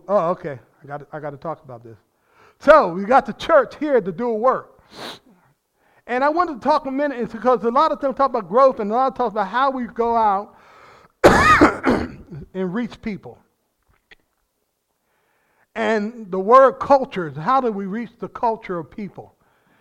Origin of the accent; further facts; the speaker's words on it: New Jersey, United States; I'm from New Jersey. That's part of being in New Jersey